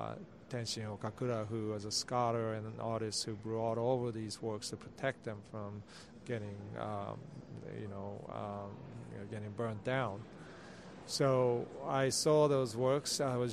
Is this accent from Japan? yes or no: yes; Kamakura, Kanagawa, Japan; also born or lived in Boston, United States / Sweden; I grew up in, I was born in Boston and went to Sweden, and then I was in Kamakura, Japan, which is the 12th century capital of Japan, about an hour south of Tokyo.